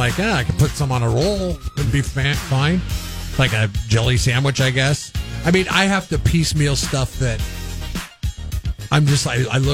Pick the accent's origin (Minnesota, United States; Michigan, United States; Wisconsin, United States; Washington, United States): Washington, United States; I grew up in Washington